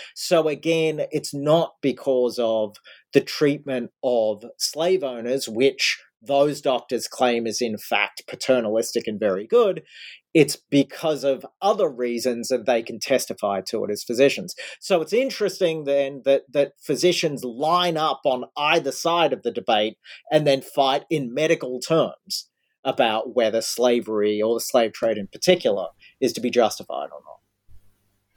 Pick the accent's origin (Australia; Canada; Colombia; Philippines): Australia; now in United States; I grew up in Australia, now I'm living in the States.